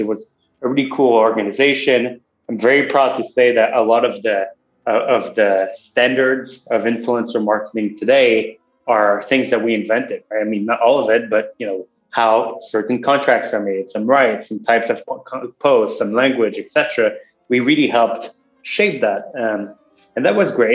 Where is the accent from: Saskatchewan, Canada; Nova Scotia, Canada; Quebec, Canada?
Quebec, Canada; Montreal; moved away as an adult; now in Los Angeles, United States; I grew up in Montreal, and then after grad school, I came